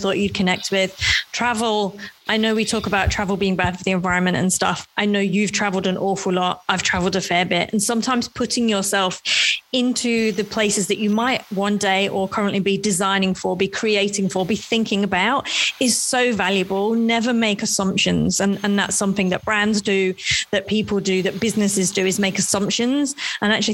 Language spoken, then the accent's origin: English; United Kingdom; as a Brit